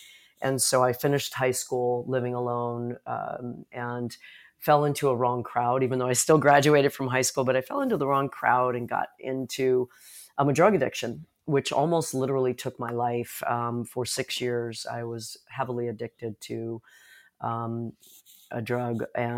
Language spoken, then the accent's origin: English; Chicago, Illinois, United States; born there; Well, I was born in Chicago, Illinois